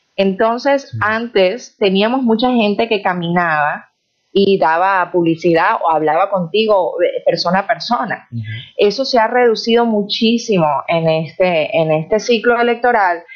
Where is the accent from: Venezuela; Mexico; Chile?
Venezuela; moved away as an adult; now in United States; como venezolana